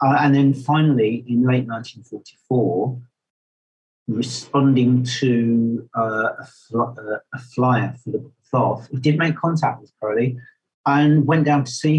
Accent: Bedford, East of England, United Kingdom; moved away as an adult; now in London, United Kingdom; I was born in the August year of 1951 in Bedford, moved up to London 1987.

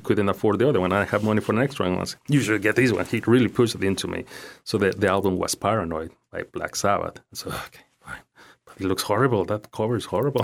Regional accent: Ecuador; English is a second language; moved away as an adult; also born or lived in Naples, Florida, United States; now in Fort Myers, United States; In Ecuador until I was nineteen years old and then moved to the U, United States, to Naples for sixteen years and now in Fort Myers for the last five, six years

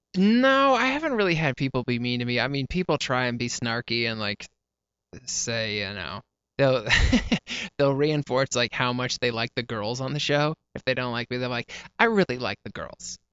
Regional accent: Maryland, United States; moved away as an adult; now in Los Angeles, United States; so we moved to Maryland when I was five

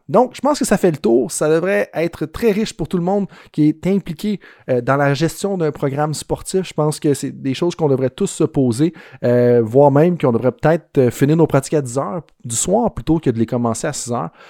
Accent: Saint-Georges-de-Beauce, Quebec, Canada; Je viens de Saint-Georges-de-Beauce. Les, les, éditeurs et les auditrices, ils savent. Ça fait 46 fois que je le mentionne.

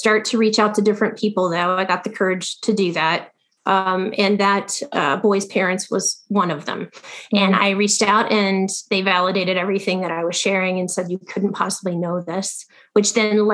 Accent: Ohio, United States; moved away as an adult; now in Los Angeles, United States; I was raised in Ohio by a very grounded family.

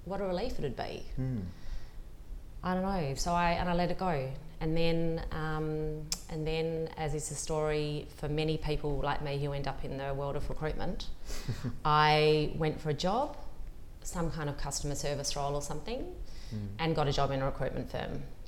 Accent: Launceston, Tasmania, Australia; moved away as an adult; also born or lived in Hobart / Sydney; I grew up in Tasmania. Oh, nice. In Launceston. So I went to school in Launceston, and within a couple of months of my last year at school, I moved to Hobart to university

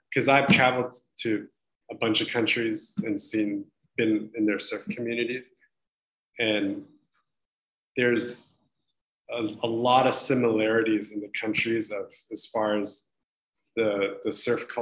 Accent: California, United States; moved away as an adult; also born or lived in Hawaii; now in Taiwan; I grew up in California. I grew up by the ocean

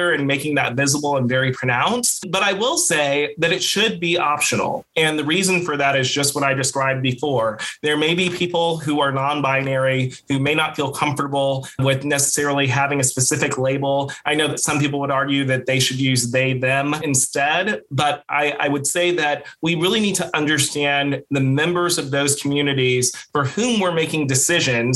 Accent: St. Louis, Missouri, United States; I grew up in St. Louis, Missouri

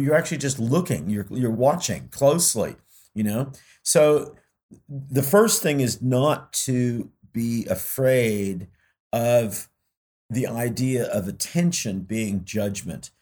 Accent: United States; even though I'm a citizen of two other countries, you know, I, I do identify as American

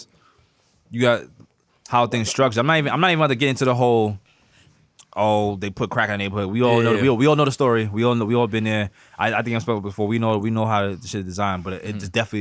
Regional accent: New York City, New York, United States; I'm from Woodside

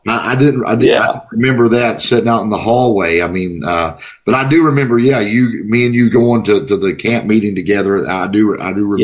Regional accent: United States; where I was raised at on Mavisdale Hill.

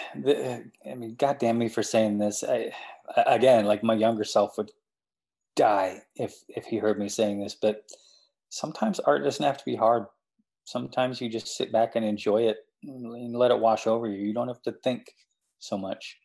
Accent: Anchorage, Alaska, United States; now in New Jersey, United States; growing up in Anchorage, like there there's nothing to do as a like a older teenager, young adult, at least when I was growing up

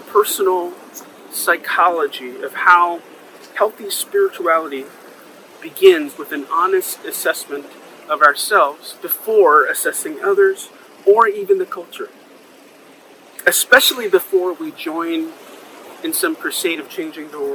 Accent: New York City, New York, United States; when I was growing up on Broadway in the Upper West Side

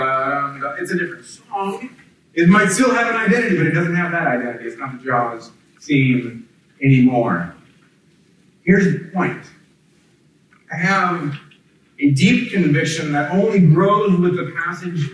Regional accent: Kansas, United States; moved away; I grew up in Kansas

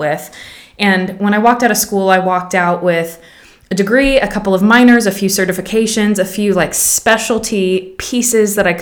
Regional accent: Pacific Northwest, United States; moved away as an adult; also born or lived in Georgia; I grew up in the Pacific Northwest, traveling to Los Angeles in the summers

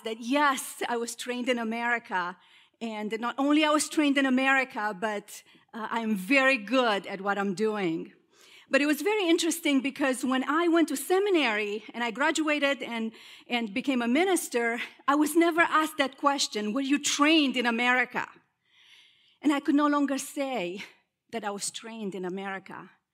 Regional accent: Romania; moved away as an adult; now in United States; I am originally from Romania, and, uh, I came to the States when, uh, I was twenty years old

